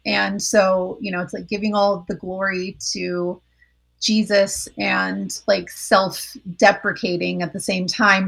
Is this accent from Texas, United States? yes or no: no; Colorado Springs, Colorado, United States; moved away as an adult; also born or lived in Orange County, California; I grew up in Colorado Springs